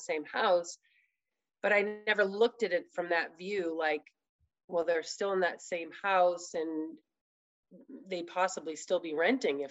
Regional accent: Scituate, Massachusetts, United States; moved away as an adult; also born or lived in Duxbury, Massachusetts / Portland, Maine / Atlanta, Georgia; I was born in Duxbury, lived there for a very short time, and then my family moved to Scituate, and that's where I grew up

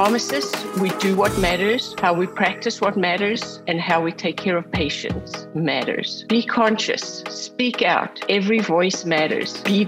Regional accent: South Africa; As far back as I can remember growing up in South Africa

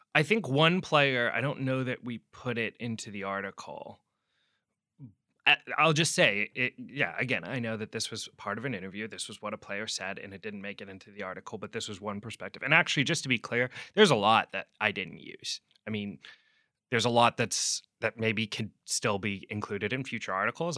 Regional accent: Seattle, Washington, United States; moved away; also born or lived in New York; I'm from Seattle originally

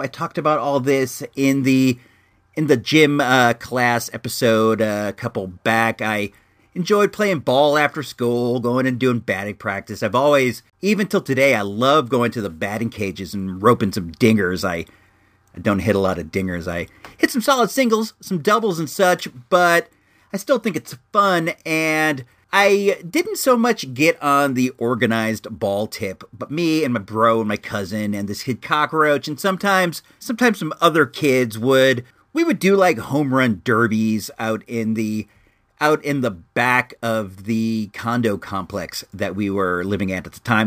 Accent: Illinois, United States; I hail from Illinois

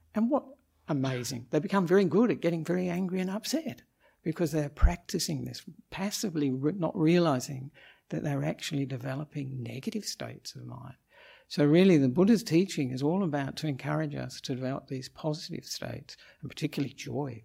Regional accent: Australia; moved away as an adult; now in Sri Lanka; I'm an Australian monk

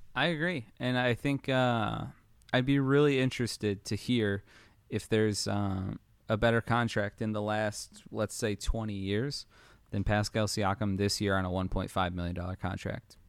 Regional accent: Detroit, Michigan, United States; I'm from Detroit, so I kinda got spoiled there in the early two thousands

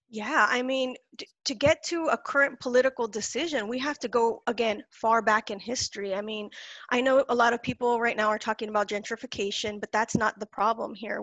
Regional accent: California Mexico border, United States; I was born near the California Mexico border

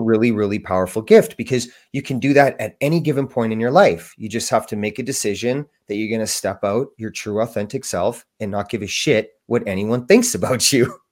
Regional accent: Canada; I'm from Canada

